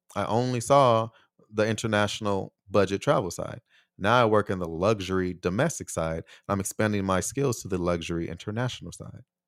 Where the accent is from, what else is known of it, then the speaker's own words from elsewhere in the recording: United States; moved away as an adult; also born or lived in Taiwan; here in my home country